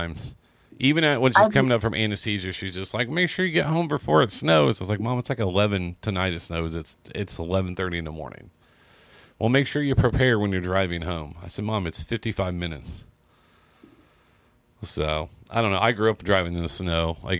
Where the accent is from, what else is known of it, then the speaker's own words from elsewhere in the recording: Seymour, Indiana, United States; moved away; I'm from Seymour.